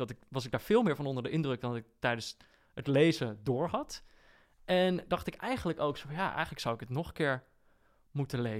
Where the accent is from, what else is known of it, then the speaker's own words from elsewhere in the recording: Borne, Overijssel, Netherlands; ik kom uit Borne